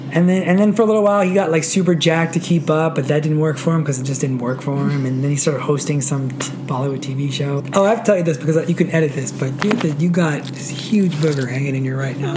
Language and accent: English; Roslyn, New York, United States; also born or lived in Queens, New York; I was born in Queens, but I moved to Roslyn when I was five, and then stayed in Nassau County from then.